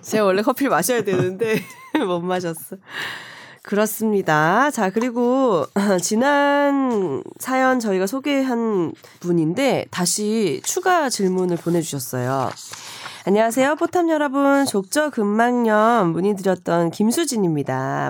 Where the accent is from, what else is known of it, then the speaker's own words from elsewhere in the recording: Busan, South Korea; 제 고향이 부산인데